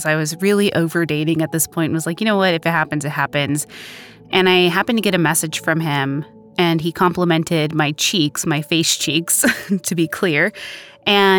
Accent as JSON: {"language": "English", "town": "Plano", "region": "Texas", "country": "United States", "said": "I'm originally from Plano, Texas, a small suburb of Dallas"}